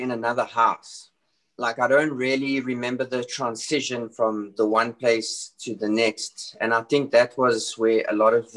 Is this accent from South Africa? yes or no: yes; South Africa; I was born and raised in South Africa